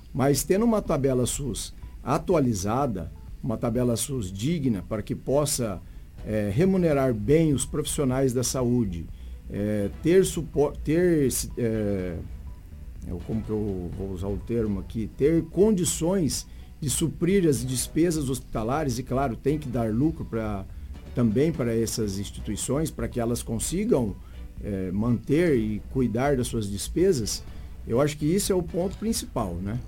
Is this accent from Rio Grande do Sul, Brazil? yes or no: no; Araçatuba, São Paulo, Brazil; now in Sinop, Brazil; Eu sou do interior de São Paulo, Araçatuba, e vim para Sinop